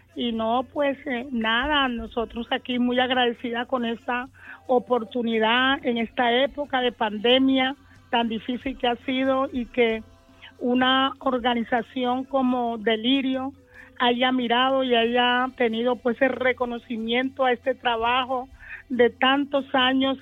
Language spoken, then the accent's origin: Spanish; Magüí Payán, Nariño, Colombia; now in Cali, Colombia; Yo llegué de, ajá, de Maguipayán, del municipio, municipio de Nariño, Maguipayán